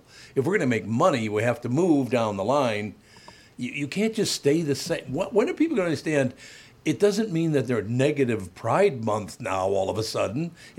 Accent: Minnesota, United States; I am one of those rare Minnesotans.

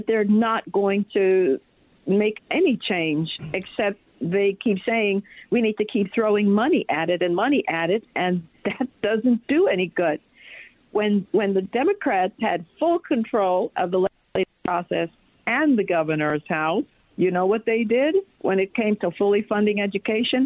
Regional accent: New York City, New York, United States; now in Virginia, United States; I was raised in the Bronx

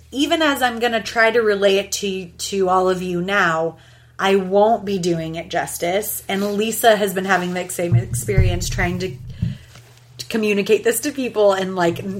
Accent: New York, United States; And but like me, I'm from New York, and my mother is Italian

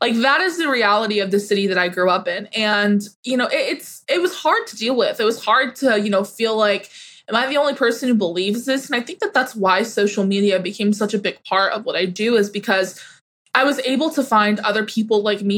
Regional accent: Fort Bend County, Texas, United States; now in Houston, United States; I grew up in Fort Bend County, which is one of the fastest growing, bluest counties in the state of Texas

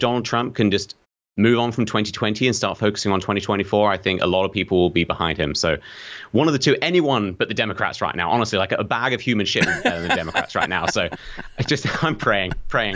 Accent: United Kingdom; accent: British; I'm British

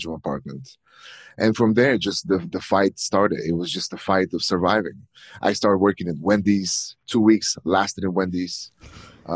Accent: Plovdiv, Plovdiv Province, Bulgaria; English is a second language; moved away as an adult; also born or lived in Richmond, Virginia; now in United States; signed up to the European college in my hometown

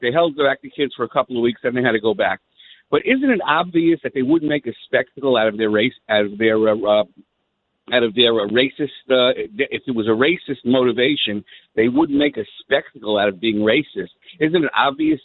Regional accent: New York City, New York, United States; I grew up in Canarsie

